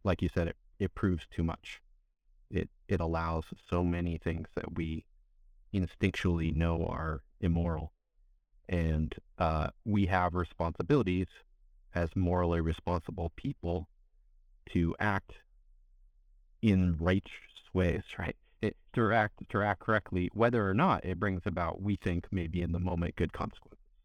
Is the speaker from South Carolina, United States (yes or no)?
no; California, United States; I grew up in California